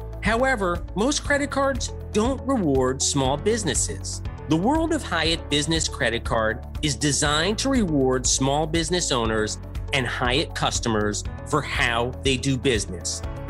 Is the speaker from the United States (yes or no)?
yes; Westchester, New York, United States; also born or lived in Queens; I was born in Queens, but we moved to Westchester when I was really just a toddler.